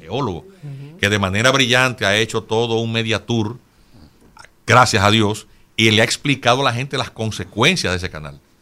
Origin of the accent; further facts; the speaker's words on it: Dominican Republic; yo como dominicano